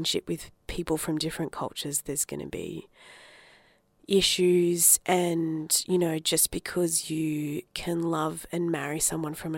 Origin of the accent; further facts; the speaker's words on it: Adelaide, South Australia, Australia; also born or lived in Darwin, Northern Territory; I grew up in Adelaide because my parents moved down from Darwin